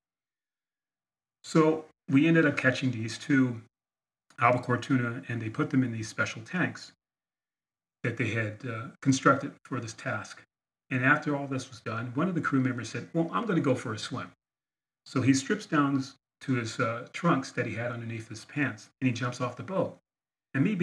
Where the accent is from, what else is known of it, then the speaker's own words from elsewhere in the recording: San Diego, California, United States; also born or lived in Philadelphia, Pennsylvania; I grew up in San Diego, California.